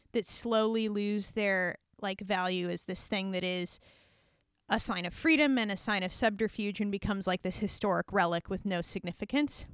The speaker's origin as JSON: {"language": "English", "region": "Hawaii", "country": "United States", "tie": "born or raised there", "said": "we grew up in Hawaii"}